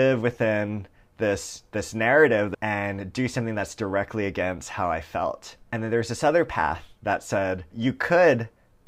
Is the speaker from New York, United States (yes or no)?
no; Hawaii, United States; moved away; I grew up in Hawaii